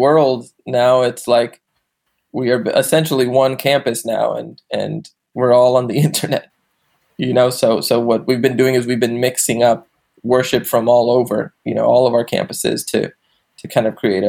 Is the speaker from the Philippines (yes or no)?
no; Puerto Rico; now in Los Angeles, United States; I'm part of MSC. I've been part of Mosaic for about 8 or 9 years, and I moved to LA from Puerto Rico.